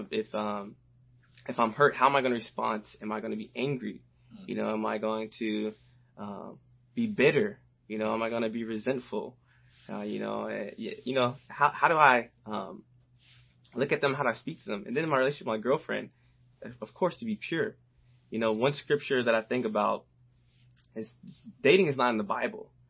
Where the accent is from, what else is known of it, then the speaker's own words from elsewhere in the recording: the South, United States; growing up in the South, playing football